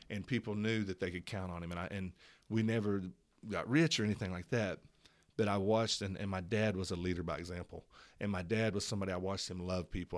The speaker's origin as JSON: {"language": "English", "town": "Tulsa", "region": "Oklahoma", "country": "United States", "tie": "born or raised there", "said": "I was born in Tulsa, Oklahoma"}